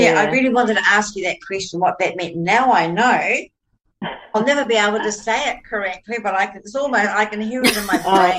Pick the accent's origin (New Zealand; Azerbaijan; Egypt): New Zealand; now in Australia; I look upon myself as I'm a Kiwi Aussie